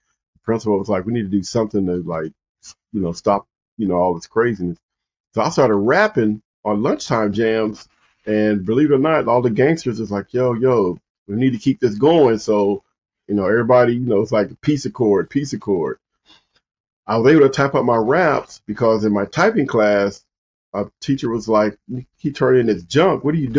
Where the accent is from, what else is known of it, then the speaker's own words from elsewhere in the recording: Compton, California, United States; moved away as an adult; I grew up in Compton, California.